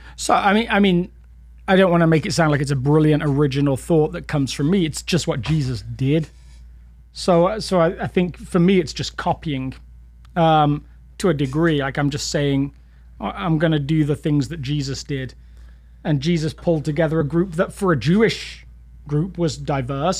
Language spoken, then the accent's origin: English; England, United Kingdom; now in Littleton, United States; as an Englishman.